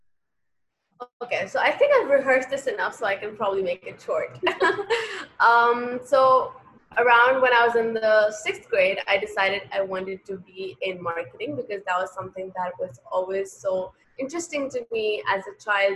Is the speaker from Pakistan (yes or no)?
yes; Pakistan; also born or lived in Lahore / Karachi; as a Pakistani girl